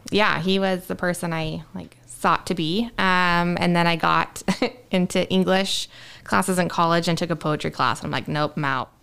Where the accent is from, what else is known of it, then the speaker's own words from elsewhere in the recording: Spokane, Washington, United States; Went back to my old stomping grounds